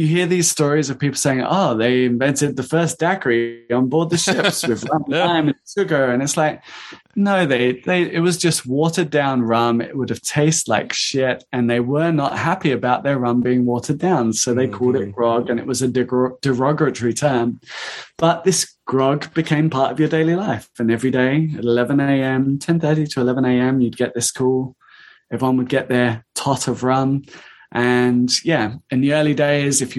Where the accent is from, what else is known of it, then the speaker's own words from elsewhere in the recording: United Kingdom; we're British